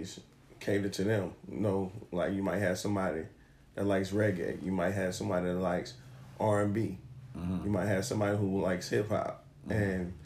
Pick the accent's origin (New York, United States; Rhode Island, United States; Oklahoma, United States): New York, United States; Growing up in New York, so I mean, being around DJs